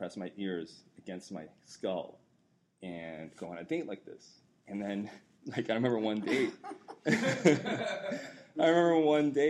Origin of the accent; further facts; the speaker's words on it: New York City, New York, United States; I grew up in the South Bronx